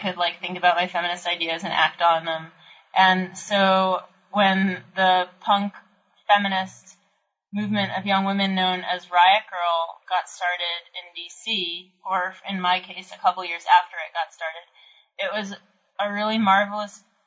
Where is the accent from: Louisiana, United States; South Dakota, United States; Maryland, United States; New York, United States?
Maryland, United States; D.C.; now in Brooklyn, United States; I grew up in Maryland, outside Washington, D.C.